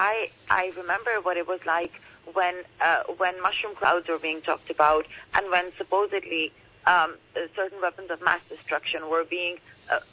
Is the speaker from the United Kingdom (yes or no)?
no; Pakistan; I'm from Pakistan